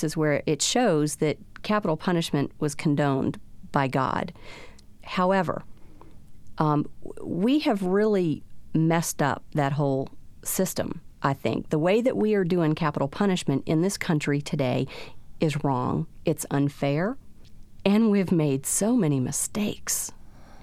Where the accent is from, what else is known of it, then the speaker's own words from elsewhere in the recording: South Louisiana, United States; We grew up in South Louisiana